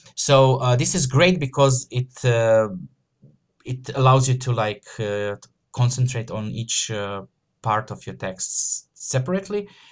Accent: Croatia; I'm from Croatia, so it's a Slavic, uh, you know, uh, surname.

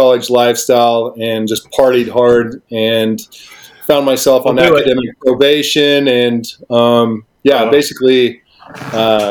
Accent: Abilene, Kansas, United States; moved away as an adult; also born or lived in Salina, Kansas; now in Tucson, United States; I'm a Kansas kid. So I grew up in a small town of Abilene, Kansas.

